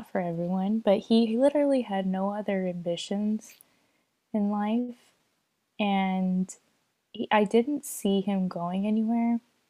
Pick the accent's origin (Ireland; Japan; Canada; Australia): Japan; I mean, like I grew up in Japan for 9 years, you know?